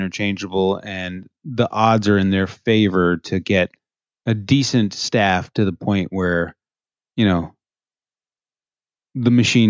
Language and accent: English; Canada; Oh, I'm supposed to know Nova Scotia in and out as a Canadian.